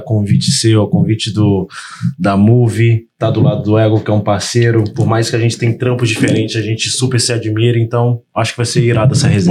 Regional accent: Volta Redonda, Rio de Janeiro, Brazil; moved away as an adult; eu sou do interior do Rio, sou de Volta Redonda, mas comecei a vir traba trabalhando muito no Rio

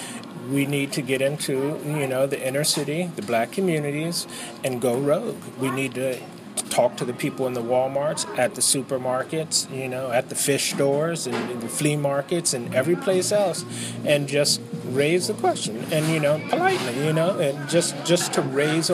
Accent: Willingboro, New Jersey, United States; also born or lived in Camden, New Jersey; now in Pennsauken, United States; I grew up in Willingboro.

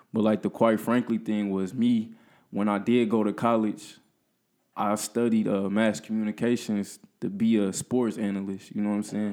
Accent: Peoria, Illinois, United States; I'm from Peoria. Went to high school at Central

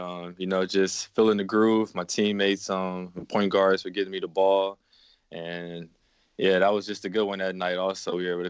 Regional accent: Baton Rouge, Louisiana, United States; also born or lived in Biloxi, Mississippi; I was actually born in Biloxi, Mississippi, but I was raised in Baton Rouge, Louisiana, ever since I was 4 years old.

